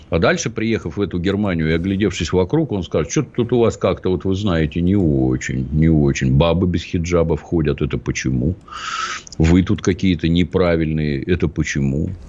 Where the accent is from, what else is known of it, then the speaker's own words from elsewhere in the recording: Ryazan, Ryazan Oblast, Russia; born there; Я родился в Рязани, это предмет особой гордости.